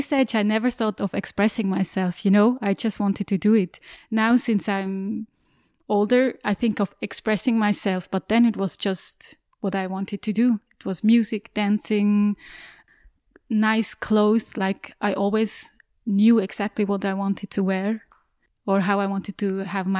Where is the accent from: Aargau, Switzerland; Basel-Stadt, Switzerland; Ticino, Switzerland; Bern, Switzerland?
Aargau, Switzerland; Yes, it was in a village close to Aarau.